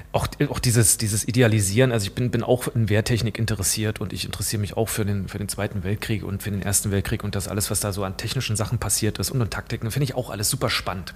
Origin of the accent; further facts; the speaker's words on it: Saxony-Anhalt, Germany; moved away; ich bin in Sachsen-Anhalt aufgewachsen